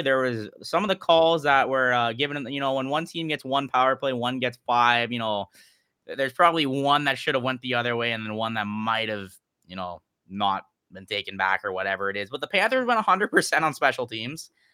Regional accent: British Columbia, Canada; also born or lived in United States; as a Canadian American. I was cheering for Canada 'cause that's how I was raised

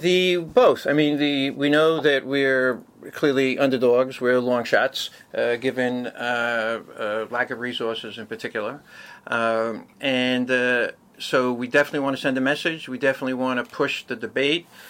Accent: New York City, New York, United States; also born or lived in Manhattan; born and raised in Brooklyn, and moved to Manhattan after I graduated college

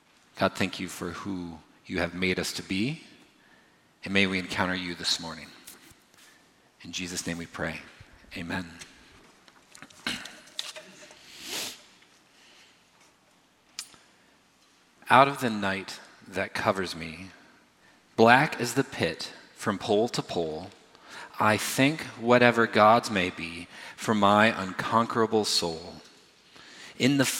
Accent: United States; I'm obviously grew up here. I am American. I'm from the United States

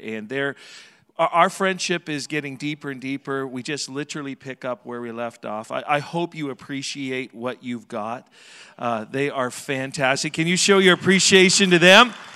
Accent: Southern Alberta, Canada; now in Edmonton, Canada; I was raised in Southern Alberta

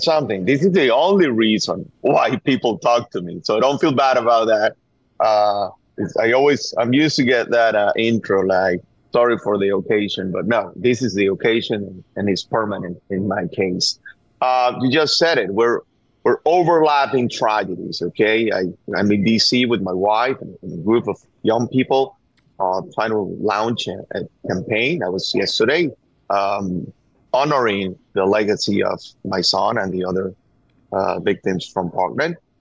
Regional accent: Venezuela; English is a second language; moved away as an adult; now in United States; We are from Venezuela. I thought that my kid should have chances that I, I, I was not seeing in my country

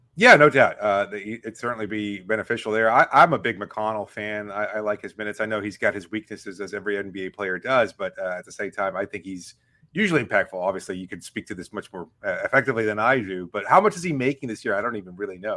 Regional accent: Miami, Florida, United States; I grew up in Miami

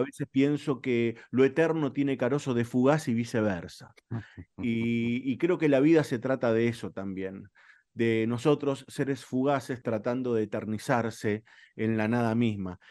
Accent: Morón, Buenos Aires Province, Argentina; yo soy de Morón

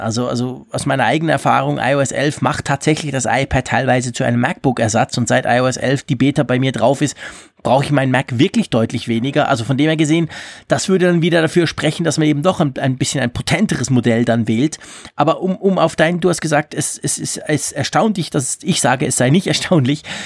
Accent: Switzerland; bei uns in der Schweiz

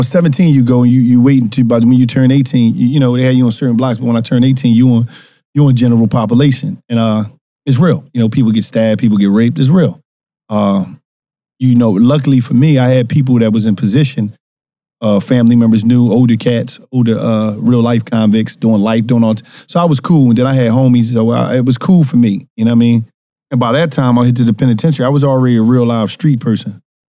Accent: Philadelphia, Pennsylvania, United States; Philadelphia, North Philadelphia.

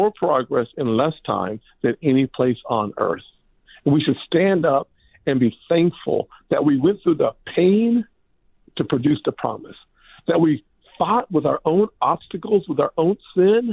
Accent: United States; I'm an American.

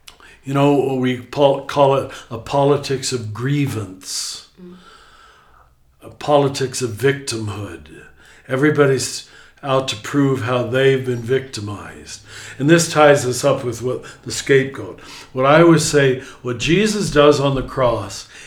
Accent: United States; as an American

